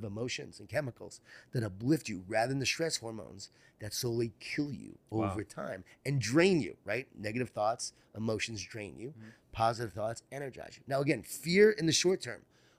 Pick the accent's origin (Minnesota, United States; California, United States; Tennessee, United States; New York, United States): New York, United States; Long Island; Growing up in Long Island, New York